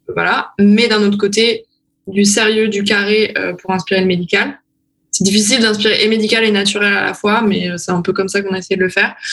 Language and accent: French; France; moved away as an adult; now in Berlin, Germany; je suis française